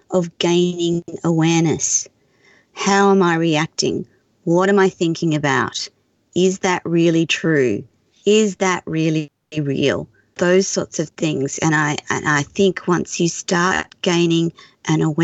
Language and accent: English; Australia; as an Australian